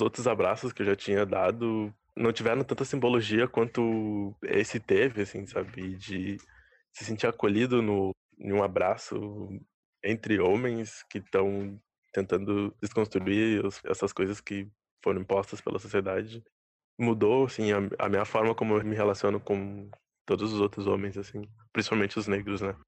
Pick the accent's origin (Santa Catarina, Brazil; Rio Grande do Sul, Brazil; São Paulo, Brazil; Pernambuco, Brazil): Rio Grande do Sul, Brazil; Bagé; now in Porto Alegre, Brazil; Eu sou natural de Bagé, né? Daí quando eu me mudei aqui para Porto